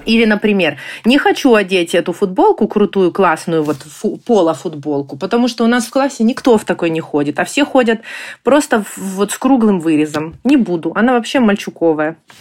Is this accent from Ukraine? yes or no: yes; Ukraine; moved away as an adult; now in Germany; Мы из Украины. Мы приехали в Германию в феврале прошлого года